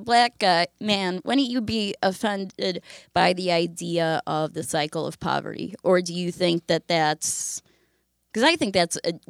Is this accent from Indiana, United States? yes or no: yes; Hammond, Indiana, United States; I was born in Hammond, Indiana.